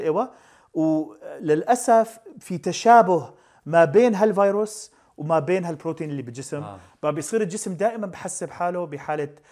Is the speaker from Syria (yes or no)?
yes; Syria; نحن عندنا بسوريا